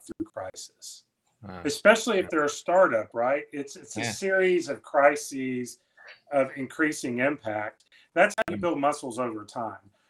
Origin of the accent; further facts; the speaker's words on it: the South, United States; I'm from the South